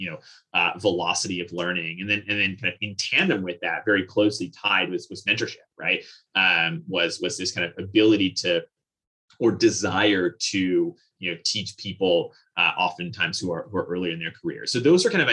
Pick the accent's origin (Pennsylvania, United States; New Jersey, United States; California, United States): New Jersey, United States; Vernon; I grew up in actually kind of a really interesting town. So the town's called Vernon. It's in the northwesternmost county of New Jersey.